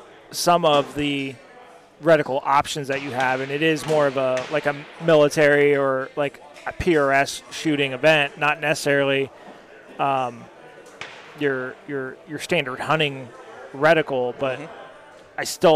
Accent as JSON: {"language": "English", "region": "Arizona", "country": "United States", "tie": "born or raised there", "said": "I grew up in Arizona."}